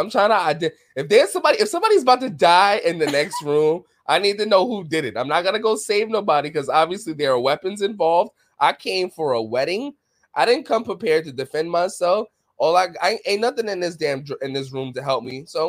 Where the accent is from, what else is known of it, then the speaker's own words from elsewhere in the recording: New York City, New York, United States; And I'm from New York City. Y'all all know that. So like I'm used to like, you know, Spanish music in the background, arguments, gunshots.